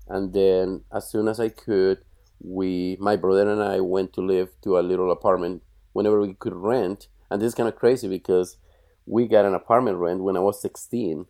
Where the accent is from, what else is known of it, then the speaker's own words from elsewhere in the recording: Bogotá, Colombia; moved away as an adult; now in United States; I was born in Bogota, which is the capital